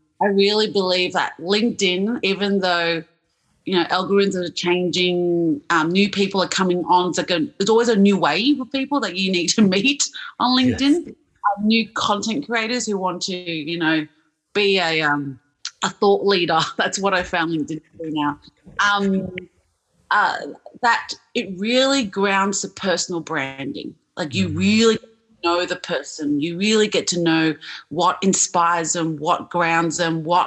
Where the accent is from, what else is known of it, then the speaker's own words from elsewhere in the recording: Australia; I'm from Australia